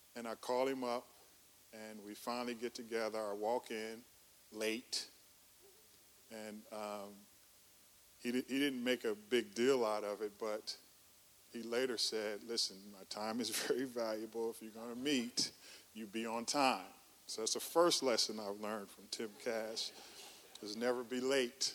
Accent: Oakland, California, United States; moved away as an adult; also born or lived in Chicago, Illinois; now in Atlanta, United States; I grew up in Oakland, California. Uh, that's Northern California, Bay Area

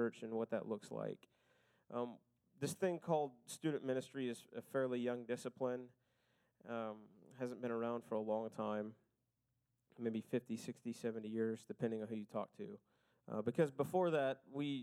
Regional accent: Oklahoma, United States; I was born in Oklahoma

